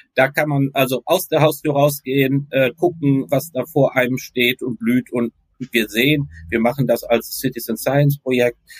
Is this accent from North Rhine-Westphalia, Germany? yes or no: yes; Recklinghausen, North Rhine-Westphalia, Germany; now in Leiden, Netherlands; ik ben in uh, Recklinghausen opgegroeid